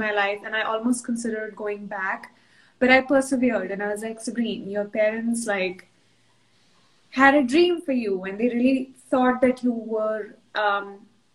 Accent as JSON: {"language": "English", "town": "New Delhi", "region": "Delhi", "country": "India", "tie": "born or raised there", "also_born_or_lived": "London / Portland, Oregon / Kashmir", "moved": "as an adult", "lives_now": "Boston, United States", "said": "I grew up in New Delhi."}